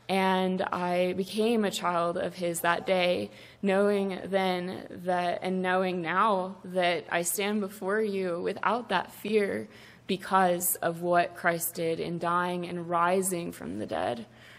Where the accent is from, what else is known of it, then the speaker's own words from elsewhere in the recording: South Africa; I grew up very differently than Alex. I was born and raised in South Africa, and my parents and my grandparents are church-planting missionaries.